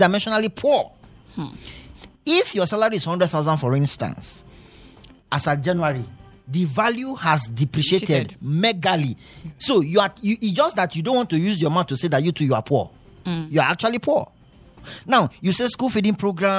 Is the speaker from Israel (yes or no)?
no; North Central Nigeria, Nigeria; also born or lived in Plateau State; now in Jos, Nigeria; I'm also from North Central.